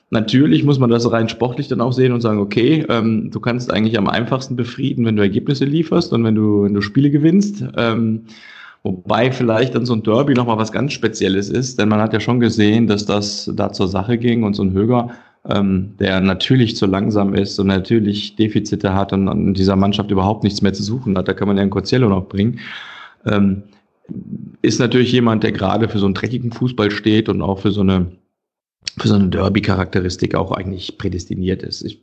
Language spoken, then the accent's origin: German; Cologne, North Rhine-Westphalia, Germany; aber als Kölner freut man sich ja, wenn so ein Arsch dann da eine Funktion bekommt.